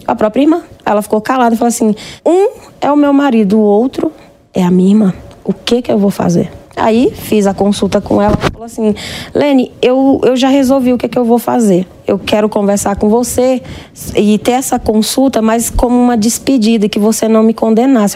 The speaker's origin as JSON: {"language": "Portuguese", "town": "Paulo Ramos", "region": "Maranhão", "country": "Brazil", "tie": "born or raised there", "said": "No Maranhão, eu sou nordestina, de Paulo Ramos."}